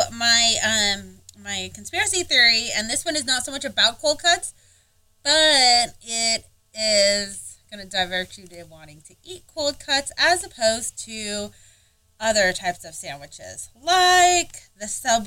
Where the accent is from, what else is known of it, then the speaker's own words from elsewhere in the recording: United States; We're American as fuck